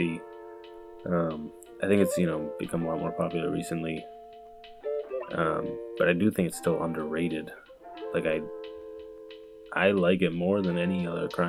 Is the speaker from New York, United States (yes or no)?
no; Boston, Massachusetts, United States; I am from Boston